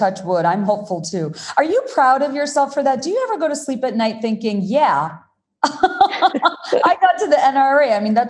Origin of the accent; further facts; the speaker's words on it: Bangladesh; moved away as an adult; now in United States; When I first came to America, so I'm from Bangladesh, that's where I was born and raised. When I first came to America 2 decades ago